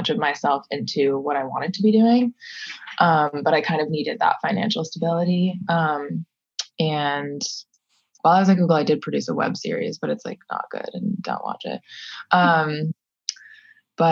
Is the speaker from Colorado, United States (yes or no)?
no; Minnesota, United States; moved away; I grew up in Minnesota.